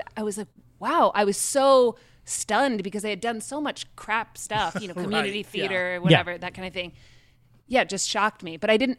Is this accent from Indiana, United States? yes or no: no; King George County, Virginia, United States; born or raised there